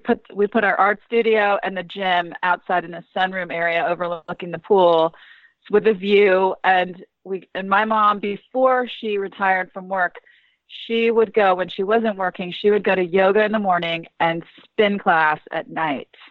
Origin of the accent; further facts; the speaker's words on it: McLean, Virginia, United States; also born or lived in Southern Maryland; we grew up in Northern Virginia, just kind of by the CIA in McLean